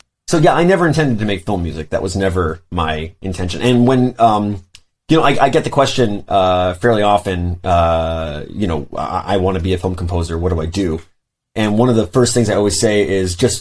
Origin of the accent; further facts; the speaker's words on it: New York City, New York, United States; I grew up in Brooklyn